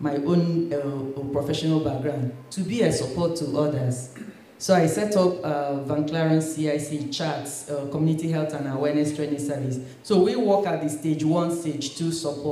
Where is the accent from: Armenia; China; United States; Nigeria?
Nigeria; moved away as an adult; now in United Kingdom; I grew up in Nigeria and I was a Christian, Pentecostal